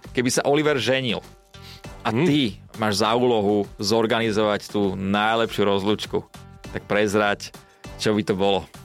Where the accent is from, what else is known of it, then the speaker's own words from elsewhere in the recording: eastern Slovakia, Slovakia; Ja som iba z východu